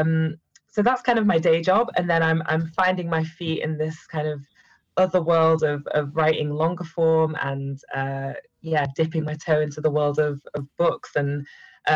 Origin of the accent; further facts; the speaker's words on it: Manchester, North West England, United Kingdom; accent: northern; moved away as an adult; also born or lived in Cheshire; now in London, United Kingdom; I'm originally from Manchester, which is where this northern accent comes from, even though I've now been in London for 9 years